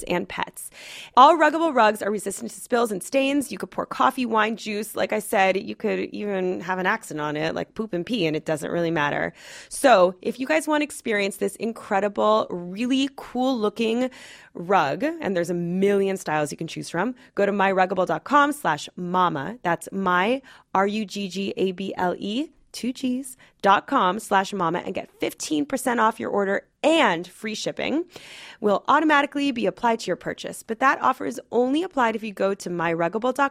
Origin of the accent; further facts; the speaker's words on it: Los Angeles, California, United States; I grew up in Los Angeles